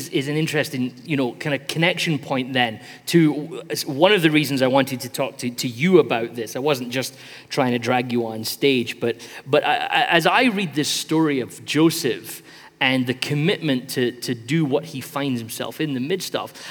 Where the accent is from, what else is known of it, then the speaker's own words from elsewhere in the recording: Sierra Leone; here's the village that we grew up in in Sierra Leone.